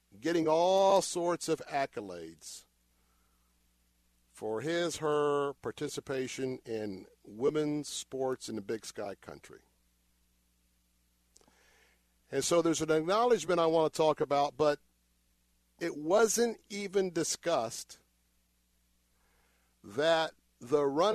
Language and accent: English; Tampa, Florida, United States; I was born and raised here in Tampa. Lived in Tampa all of my life.